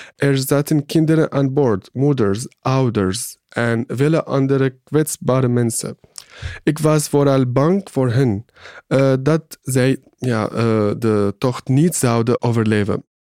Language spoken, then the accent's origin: Dutch; Syria; Dutch is a second language; moved away as an adult; now in Netherlands; zeg dat ik uit Syrië kom